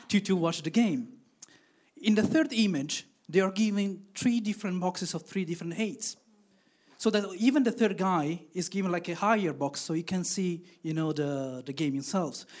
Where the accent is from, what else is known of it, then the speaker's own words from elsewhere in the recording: Italy; now in Belgium; I'm originally from Italy, but living in Belgium